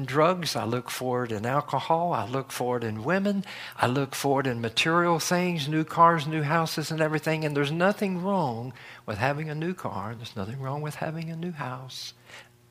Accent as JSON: {"language": "English", "region": "North Carolina", "country": "United States", "tie": "born or raised there", "said": "Where I grew up in North Carolina"}